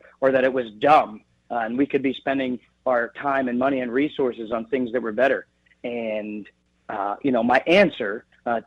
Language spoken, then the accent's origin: English; Beaver, Pennsylvania, United States; now in Slippery Rock, United States; my days in Beaver, Pennsylvania, my hometown